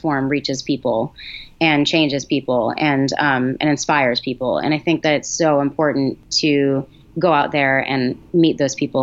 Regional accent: Massachusetts, United States; I grew up in Massachusetts.

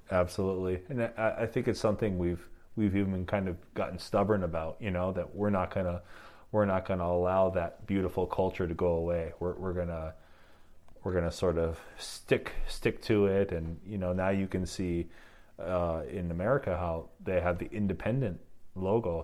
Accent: Upper Peninsula, Michigan, United States; moved away as an adult; also born or lived in Mexico / Korea; now in South Korea; I'm from Michigan

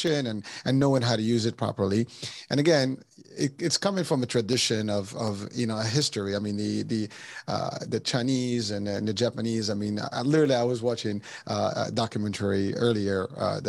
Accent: Morocco; moved away; I'm originally from Morocco

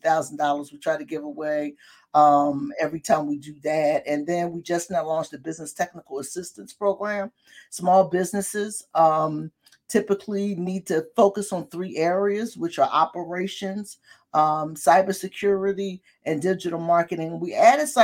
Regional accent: Philadelphia, Pennsylvania, United States; also born or lived in West Oak Lane, Philadelphia; growing up in North Philly

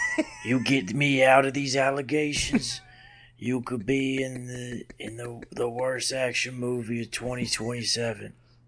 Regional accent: New Orleans, Louisiana, United States; No, I said I'm from New Orleans. I go to New Orleans.

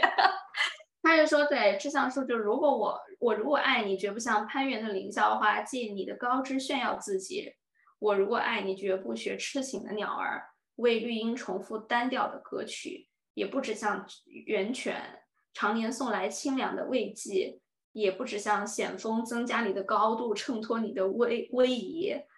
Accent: Dali, Yunnan, China; moved away as an adult; 我是云南大理人嘛，就是很美丽、很文艺那种 style 出来的

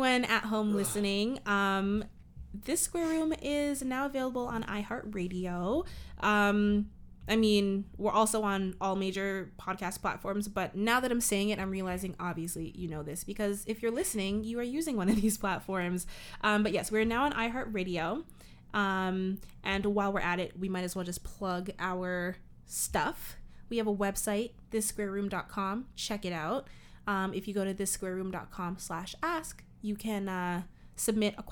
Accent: Canada; now in Toronto, Canada

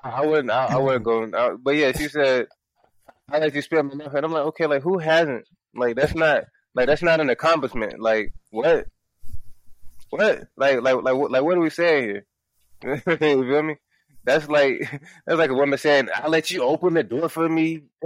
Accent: Miami, Florida, United States; growing up in Miami

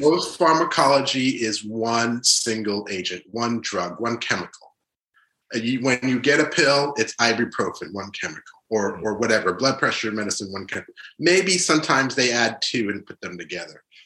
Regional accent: New York, United States; also born or lived in Haiti / Providence, Rhode Island / Boston; I was born in Haiti, but uh, we moved uh, under the Duvalier uh, uh regime uh, to New York, and really grew up in New York

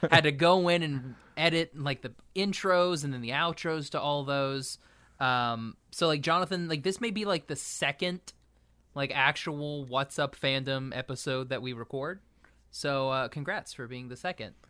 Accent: Oklahoma, United States; my home state of Oklahoma

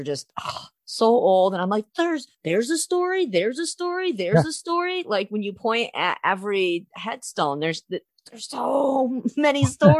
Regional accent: Michigan, United States; I'm from Michigan.

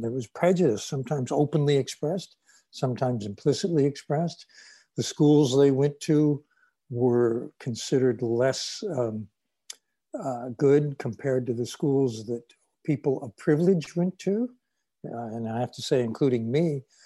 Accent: Central Valley of California, United States; my hometown in the Central Valley of California

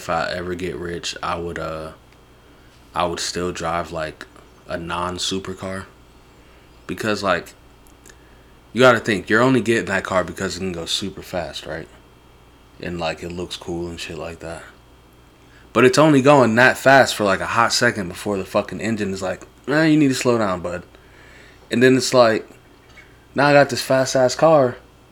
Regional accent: New York, United States; I'm from New York

